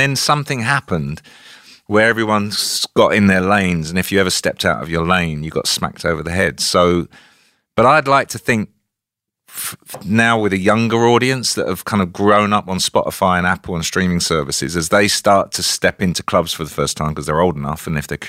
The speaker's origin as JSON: {"language": "English", "region": "South East England", "country": "United Kingdom", "tie": "born or raised there", "said": "I grew up in Kent. I was born at the same hospital as Mick Jagger."}